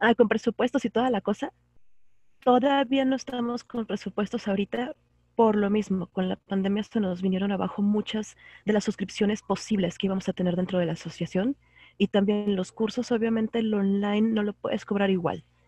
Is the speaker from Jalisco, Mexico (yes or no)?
yes; Guadalajara, Jalisco, Mexico; yo soy de Guadalajara, estoy en el occidente